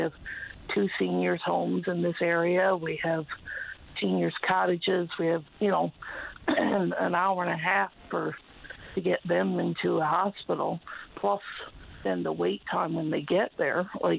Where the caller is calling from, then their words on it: New-Wes-Valley, Newfoundland and Labrador, Canada; I'm calling from New West Valley.